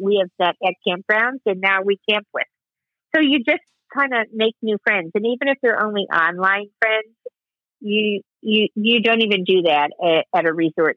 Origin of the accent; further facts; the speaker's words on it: Chicago, Illinois, United States; now in New Jersey, United States; I grew up in Chicago